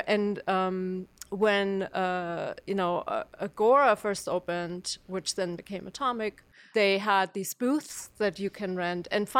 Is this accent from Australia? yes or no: no; Germany; moved away as an adult; now in Athens, United States; Okay, so I came to Athens from Germany as an exchange student in the late 90s, so I'm going a little further back. And I was in school here for a year, fell in love with Athens and particularly the Athens music scene.